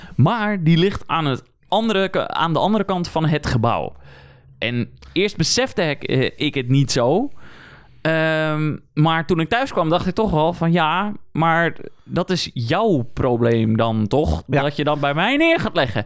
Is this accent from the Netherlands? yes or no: yes; Netherlands